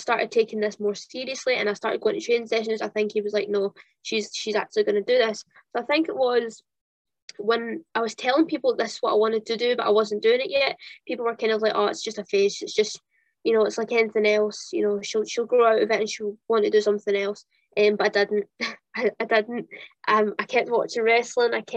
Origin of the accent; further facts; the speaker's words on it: Kintyre, Scotland, United Kingdom; also born or lived in Central Belt, Scotland; And then I moved to the West Coast. I moved to Kintyre